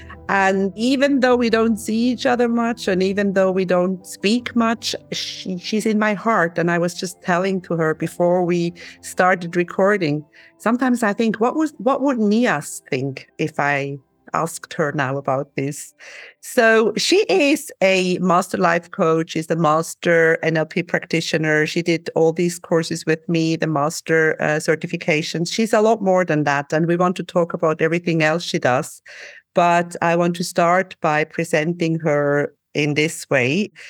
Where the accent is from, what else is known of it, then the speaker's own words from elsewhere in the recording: Switzerland; also born or lived in Cyprus; like I'm from Switzerland. I have not lived in Switzerland that much. I have lived in Cyprus more or in other places more.